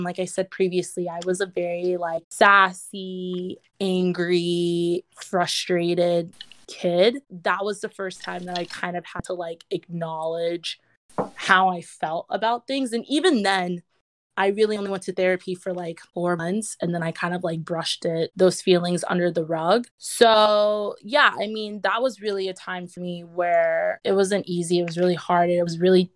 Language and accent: English; South Florida, United States; also born or lived in Wisconsin / Atlanta; I was originally born in Wisconsin. I grew up in South Florida